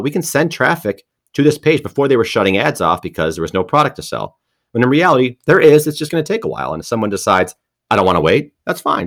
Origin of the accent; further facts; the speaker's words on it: Detroit, Michigan, United States; I'm from Detroit